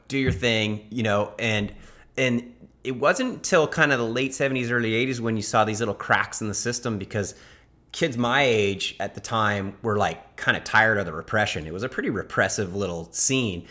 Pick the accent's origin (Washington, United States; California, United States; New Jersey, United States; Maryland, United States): California, United States; Laguna Beach; I grew up in Laguna